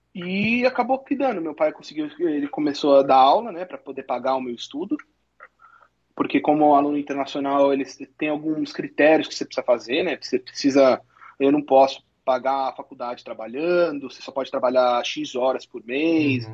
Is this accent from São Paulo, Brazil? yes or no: yes; Santo André, São Paulo, Brazil; also born or lived in Nebraska, United States; now in Michigan, United States; eu sou de Santo André, estado de São Paulo